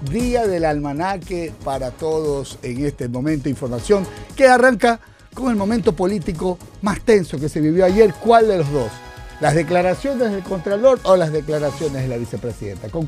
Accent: Ecuador

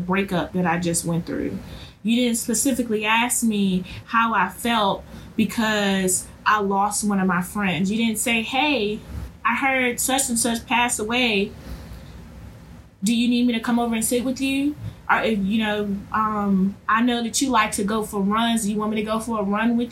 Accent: Virginia, United States; I'm from Virginia.

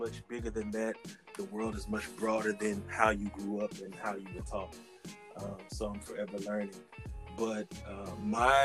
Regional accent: Pascagoula, Mississippi, United States; also born or lived in Moss Point, Mississippi; I was born in Pascagoula, Mississippi. And I live actually in Moss Point, Mississippi

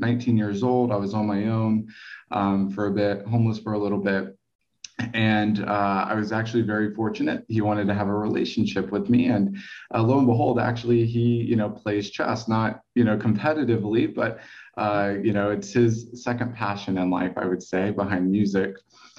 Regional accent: Texas, United States; also born or lived in Spain; I grew up in Texas, a little bit in Spain as well, a little back and forth, but that's where I spent most of my time and where I actually learned how to play chess.

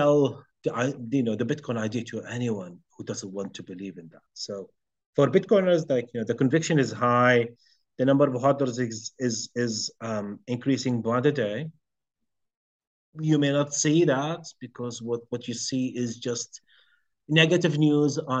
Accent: Jordan; I'm from Jordan

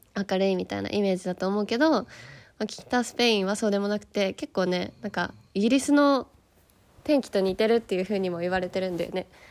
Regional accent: Yokohama, Kanagawa, Japan; moved away as an adult; now in Spain; 私はあの日本で横浜出身なんですよだから都会育ち

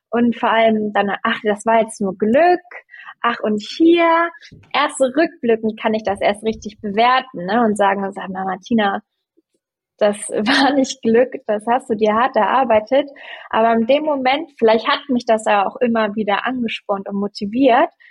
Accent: Hamburg, Germany; bei uns in Hamburg ist es ja nicht Karneval, sondern Fasching.

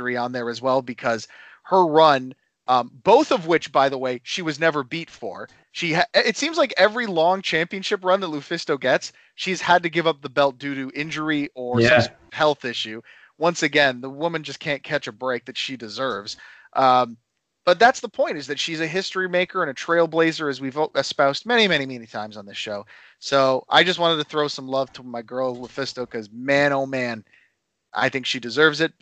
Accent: Canada; I'm Canadian.

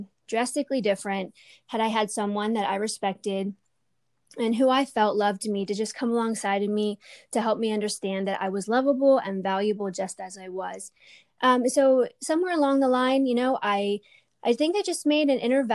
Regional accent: Lancaster County, Pennsylvania, United States; I was born in Lancaster County. I was raised in a conservative Mennonite community

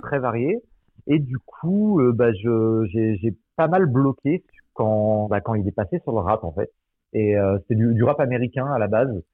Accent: Angoulême, Nouvelle-Aquitaine, France; moved away; je suis d'Angoulême à la base

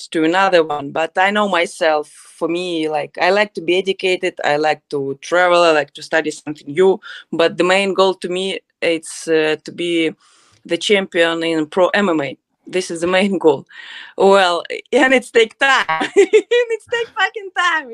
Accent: Odesa, Odesa Oblast, Ukraine; English is a second language; I'm from Odessa, Ukraine

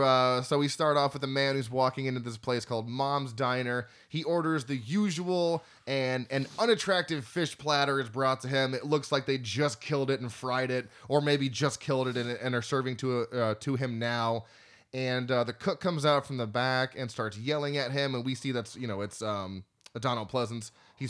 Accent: Florida, United States; We're from Florida.

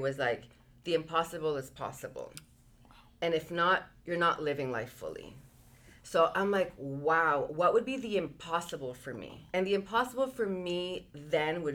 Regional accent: Marcona, Ica, Peru; I come from a very small village. I was born in Peru, like the city's called Marcona.

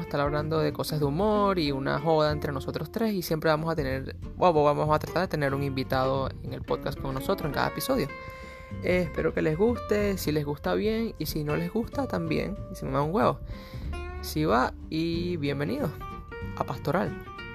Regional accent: Venezuela; moved away; also born or lived in Puerto Rico; soy un venezolano que vivió con ellos y crecí varios años en Puerto Rico

